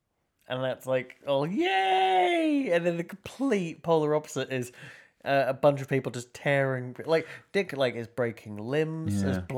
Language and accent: English; Lowestoft, East of England, United Kingdom; No. I'm from Lowestoft, man.